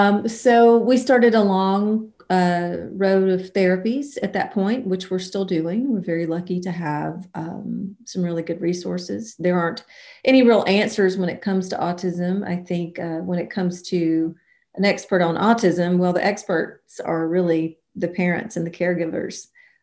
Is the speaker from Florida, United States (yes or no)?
no; Alabama, United States; moved away as an adult; now in Nashville, United States; I was born in Mobile, Alabama, and I grew up about 90 miles north of there and around. Very musical family. I moved to Nashville in 1993 when I was 20 years old